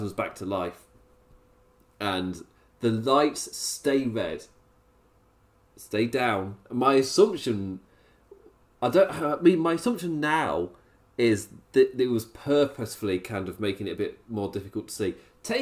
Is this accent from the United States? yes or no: no; England, United Kingdom; I'm English